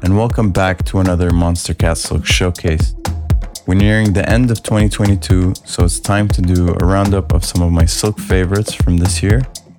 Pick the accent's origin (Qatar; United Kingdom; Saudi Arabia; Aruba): Qatar; in my hometown in Qatar